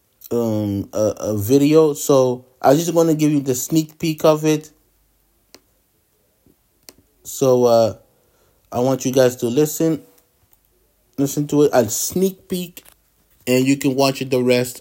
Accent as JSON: {"language": "English", "town": "Ottawa", "region": "Ontario", "country": "Canada", "tie": "born or raised there", "said": "Growing up in Ottawa, we don't have a basketball team."}